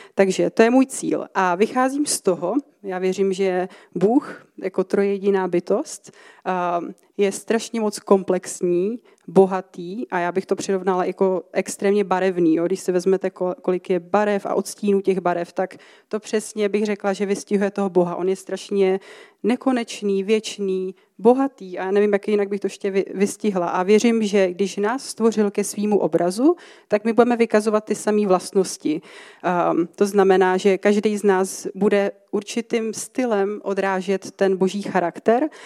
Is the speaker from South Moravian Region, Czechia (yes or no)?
no; České Budějovice, South Bohemian Region, Czechia; moved away as an adult; now in Ostrava, Czech Republic; jsem teda původně z Českých Budějovic, jsem na to patřičně hrdá. A, eh, teďka bydlím teda v Ostravě asi přibližně možná půl roku.